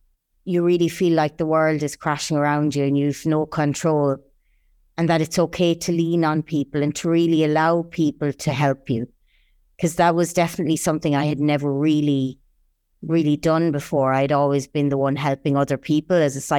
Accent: Ireland; now in United Arab Emirates; I'm Irish, born and raised in a little village between two lovely mountain ranges in the south of the island. I've been in the UAE for almost 11 years now

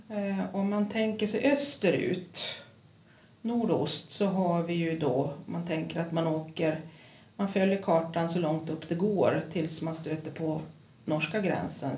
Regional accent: Kiruna, Norrbotten County, Sweden; also born or lived in Pajala / Stockholm / Västerås / Luleå; jag är född i Pajala men jag är uppvuxen här i Kiruna

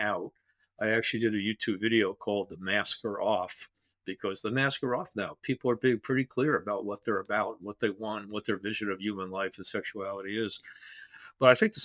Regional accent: Teaneck, New Jersey, United States; growing up in Teaneck, New Jersey

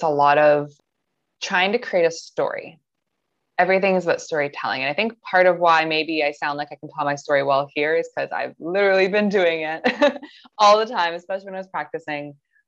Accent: Toronto, Ontario, Canada; I'm from Toronto. I lived in Toronto my entire life

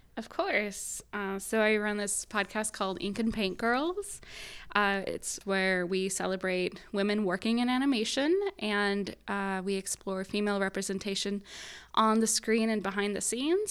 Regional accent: Southern Illinois, United States; moved away as an adult; also born or lived in Chicago, United States; now in Southern California, United States; I went to school in Chicago. I grew up in Southern Illinois

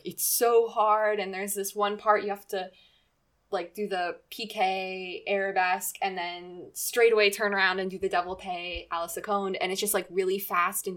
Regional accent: United States; growing up in America

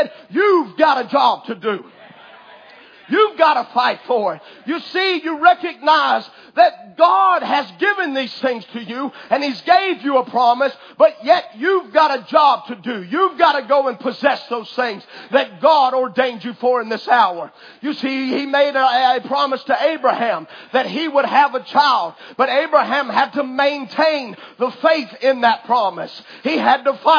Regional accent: United States; I, as an American citizen, I have certain rights

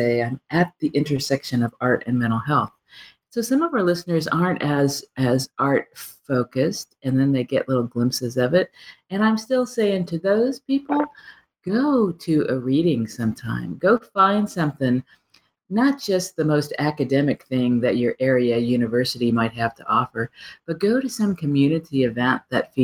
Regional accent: Midwest, United States; Being a Midwesterner

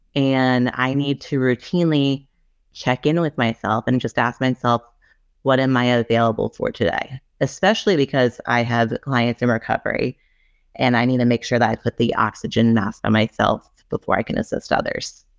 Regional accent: Rhode Island, United States; I'm from Rhode Island

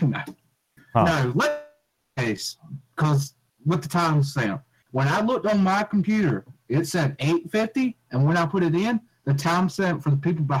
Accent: the South, United States; accent: southern; I hate my southern accent.

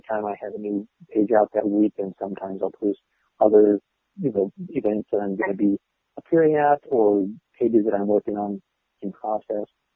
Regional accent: Portland, Oregon, United States; right here in my hometown

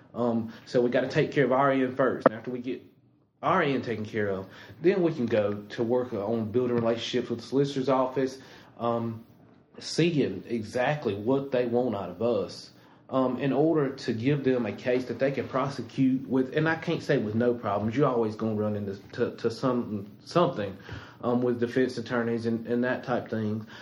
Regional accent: Anderson, South Carolina, United States; I was born and raised here in Anderson County. Went to Anderson schools, graduated from Westside

